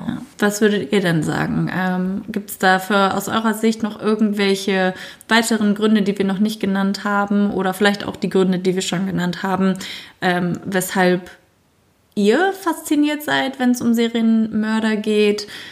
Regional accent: Germany; bei uns in Deutschland

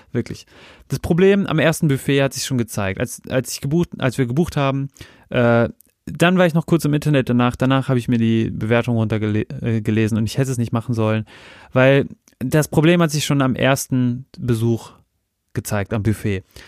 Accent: Germany; dass ich so aus Deutschland komme

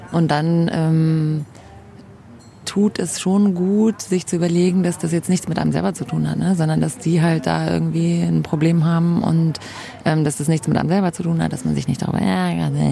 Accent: Munich, Bavaria, Germany; born there; moved away; Ja, ich bin in München geboren, genau, war dann ähm, längere Zeit auch weg aus München ähm, und dann hat es mich wieder her verschlagen

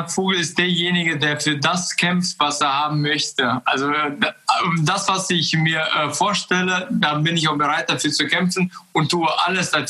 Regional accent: Kazakhstan; now in Germany; wir sind ja äh, 95 aus Kasachstan gekommen aus einem kleinen Dorf. Und dann kam ich nach Deutschland und habe ganz viele Möglichkeiten hier gesehen.

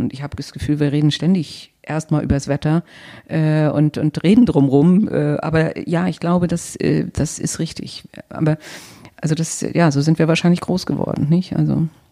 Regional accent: Northern Germany, Germany; also born or lived in Paris / London / the Midlands / Nigeria; als Norddeutsche

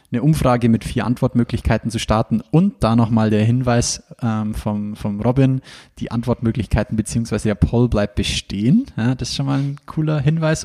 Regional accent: Ingolstadt, Bavaria, Germany; wo ich her bin. Und ich sage Ingolstadt

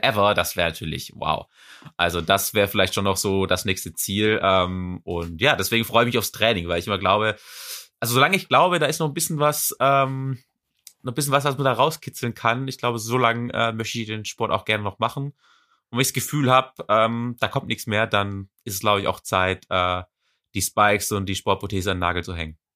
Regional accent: Swabia, Baden-Württemberg, Germany; accent: Swabian; now in Leverkusen, Germany; Also ich bin ja auch äh, gebürtiger Schwab. Äh, komm ja aus Schwab

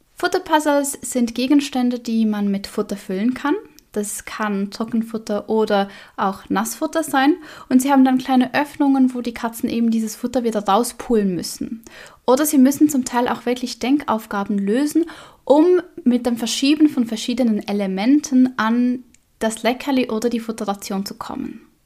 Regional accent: Switzerland; bei uns in der Schweiz

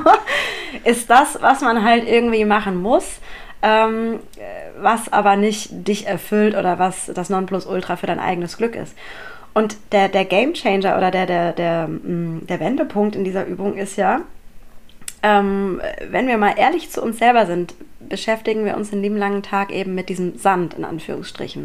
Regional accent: Mannheim, Baden-Württemberg, Germany; ich bin eine gebürtige Monomerin

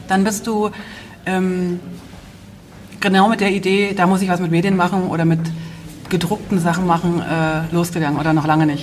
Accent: East Germany, Germany; ich bin ja in der DDR groß geworden

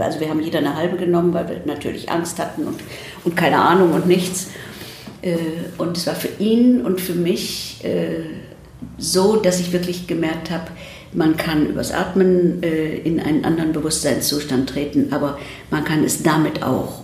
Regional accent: Ruhr area, North Rhine-Westphalia, Germany; also born or lived in Krefeld / United States; ich bin 1947 geboren in Deutschland und bin dann bei meinem Großvater im Ruhrgebiet aufgewachsen

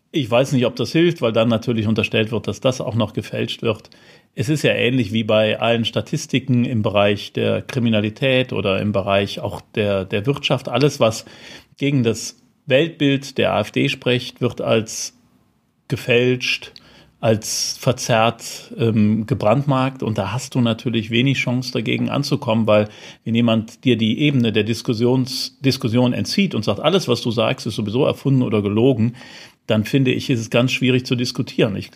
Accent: Rhineland, Germany; Jetzt bin ich Rheinländer, wie man ja weiß.

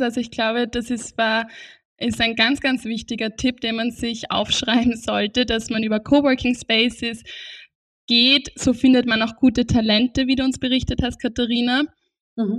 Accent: Austria; bei uns in Österreich

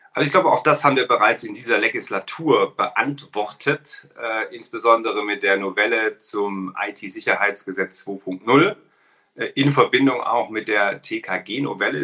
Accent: Ilmenau, Thuringia, Germany; Heimatstadt in Ilmenau, eine kleine Stadt in Thüringen

